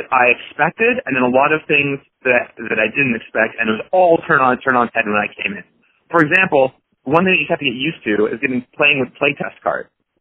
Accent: Seattle, Washington, United States; I grew up in Seattle

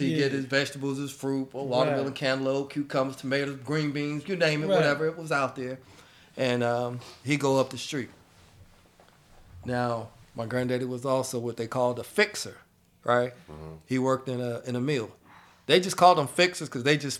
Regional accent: Shelby, North Carolina, United States; moved away; I grew up in Shelby, North Carolina

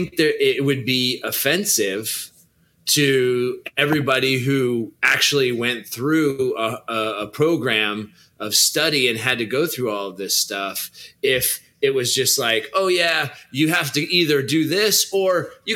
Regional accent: California, United States; I'm a Californian

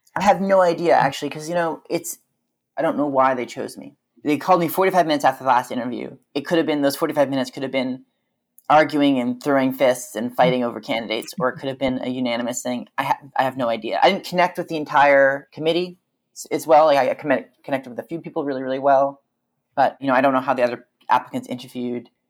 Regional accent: Vancouver, British Columbia, Canada; moved away as an adult; also born or lived in Victoria; now in Berlin, Germany; I grew up in Vancouver

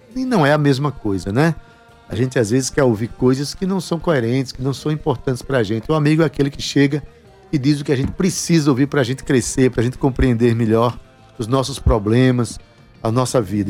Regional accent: Paraíba, Brazil; como paraibano, como brasileiro

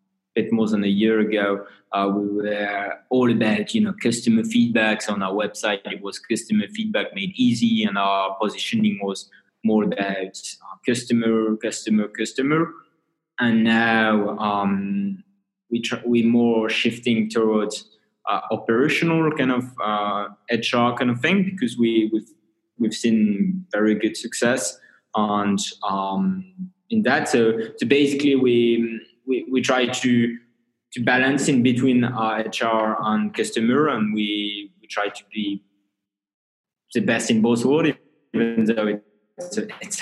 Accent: northern France, France; I have a French background. So I'm hailing from France in a lovely town in the north of France

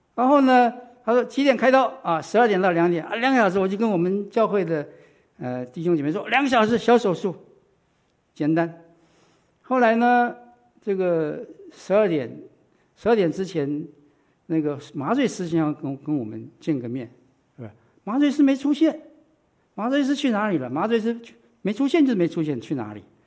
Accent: Taiwan; now in United States; 我是在台湾长大的

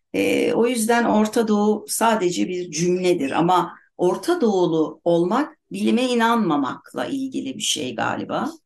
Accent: Turkey; Biz çocukluğumuzdan beri hep depremden korkarak Türkiye'de büyüdük

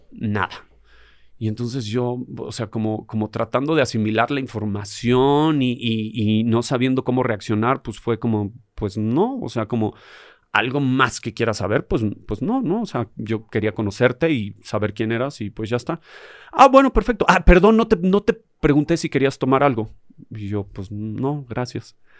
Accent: Mexico City, Mexico; yo crecí en Tepito, yo, yo anduve por las calles

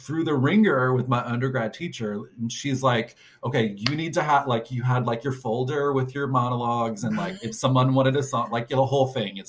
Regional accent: Arkansas, United States; Well, for me, I grew up in Arkansas. So I went to the University of Arkansas

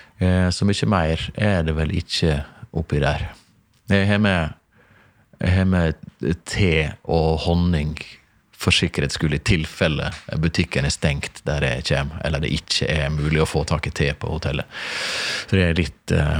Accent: Stranda, Møre og Romsdal, Norway; moved away; oppveksten på Stranda

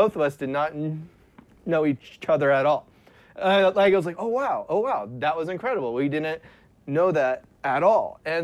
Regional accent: Sugar Grove, Ohio, United States; I am from Ohio, a tiny country town called Sugar Grove, Ohio, and I grew up there

